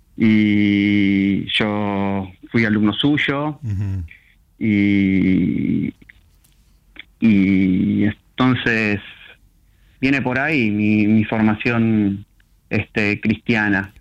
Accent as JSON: {"language": "Spanish", "town": "Lanús", "region": "Buenos Aires Province", "country": "Argentina", "tie": "born or raised there", "said": "Soy, nací en Lanús. Sí. Este, mm, soy del conurbano, zona sur del conurbano. Viví en distintos lugares, zona sur del conurbano."}